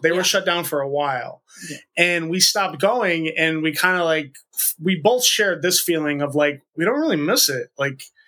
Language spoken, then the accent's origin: English; the northeast of the U.S., United States; 37 years old born and raised in the northeast of the, the U.S.